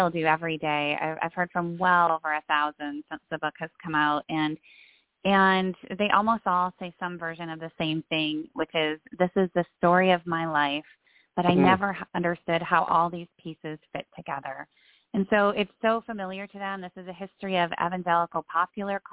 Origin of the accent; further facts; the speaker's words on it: Iowa, United States; now in Grand Rapids, United States; I grew up in Iowa, and now I live at the other center. I live in Grand Rapids, Michigan